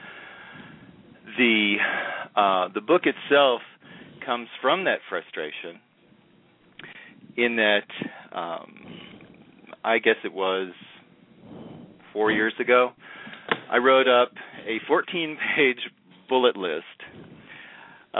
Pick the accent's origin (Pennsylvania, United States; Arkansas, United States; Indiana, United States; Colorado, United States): Arkansas, United States; Hot Springs; moved away as an adult; also born or lived in Texas / San Francisco, California; I'm originally from Hot Springs, Arkansas, and came to the University of Texas